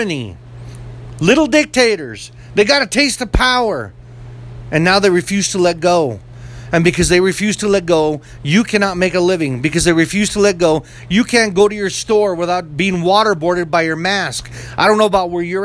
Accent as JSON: {"language": "English", "country": "United States", "said": "as an American"}